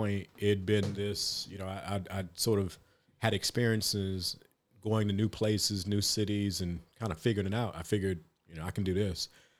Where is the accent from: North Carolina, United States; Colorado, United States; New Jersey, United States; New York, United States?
North Carolina, United States; That wasn't it for me, because I'm from North Carolina, and I thought Chicago was big.